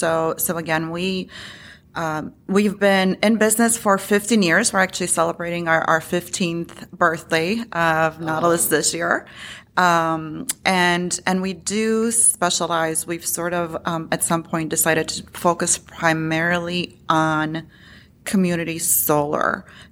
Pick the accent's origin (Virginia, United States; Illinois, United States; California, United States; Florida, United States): Illinois, United States; now in Chicago, United States; Yeah, so I, you know, to your point, I am from Illinois. I live in Chicago.